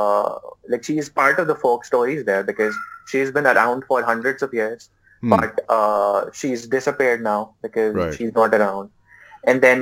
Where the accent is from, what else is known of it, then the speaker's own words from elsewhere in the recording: Karachi, Sindh, Pakistan; moved away as an adult; now in Islamabad, Pakistan; I'm in Islamabad, although I am from Karachi. I just moved to Islamabad